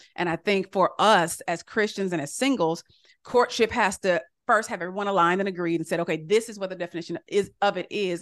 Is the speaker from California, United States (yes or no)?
yes; California, United States; I'm from California, and I remember when I was little, we used to go to Doctor Price's church